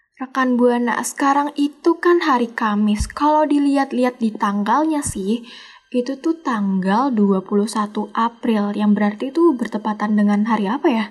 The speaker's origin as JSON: {"language": "Indonesian", "region": "Java", "country": "Indonesia", "said": "gue dari Jawa"}